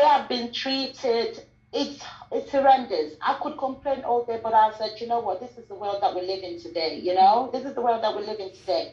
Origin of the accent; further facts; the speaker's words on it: Sierra Leone; moved away; I'm from Sierra Leone